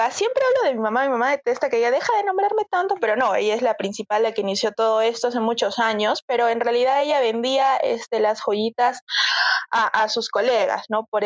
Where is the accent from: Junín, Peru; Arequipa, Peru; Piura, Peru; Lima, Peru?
Arequipa, Peru; Sí, me corre el lava por las venas, definitivamente, soy recontra arequipeña.